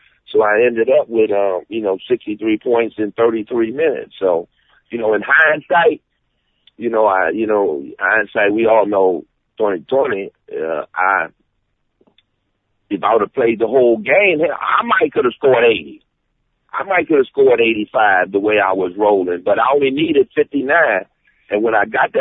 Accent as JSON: {"language": "English", "town": "Detroit", "region": "Michigan", "country": "United States", "tie": "born or raised there", "said": "Detroit, my hometown"}